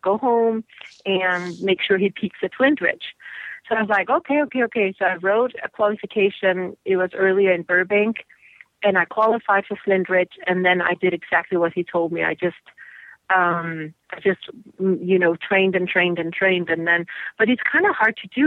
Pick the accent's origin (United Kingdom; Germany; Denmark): Denmark; now in United States; I'm from Denmark